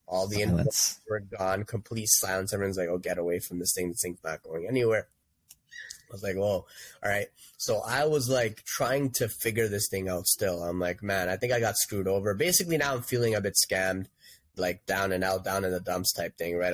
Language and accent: English; Toronto, Ontario, Canada; I grew up in Etobicoke